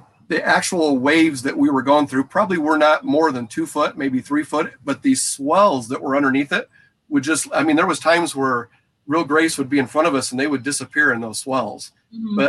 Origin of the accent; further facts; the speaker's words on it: United States; we're being from Lake Michigan